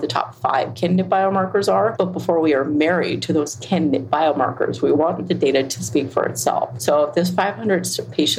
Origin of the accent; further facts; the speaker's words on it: Cambridge, Massachusetts, United States; moved away; I grew up there, born and raised in Cambridge, Mass, down the street from the Human Genome Project